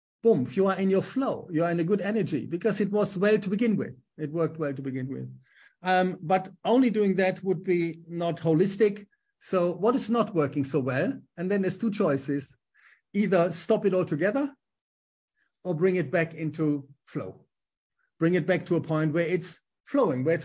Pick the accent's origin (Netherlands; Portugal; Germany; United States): Germany; accent: German; English is a second language; moved away as an adult; also born or lived in Düsseldorf / Manchester / Bolton; my German accent